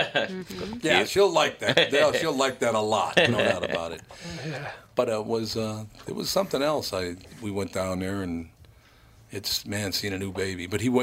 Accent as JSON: {"language": "English", "town": "Long Prairie", "region": "Minnesota", "country": "United States", "tie": "born or raised there", "said": "The hospital in which I was born in Long Prairie, Minnesota, is now a fourplex."}